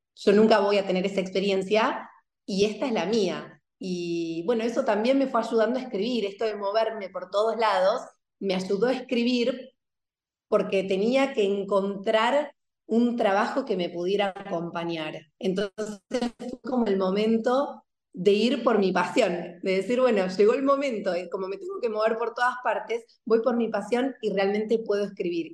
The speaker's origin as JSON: {"language": "Spanish", "region": "Buenos Aires", "country": "Argentina", "also_born_or_lived": "southern France", "moved": "as an adult", "lives_now": "Málaga, Spain", "said": "hace poquito estuve en Buenos Aires, viajé hace muy poquito. Yo vivo en España, en Málaga, y me viajé sin mis hijos y me reencontré con mi biblioteca de pequeña"}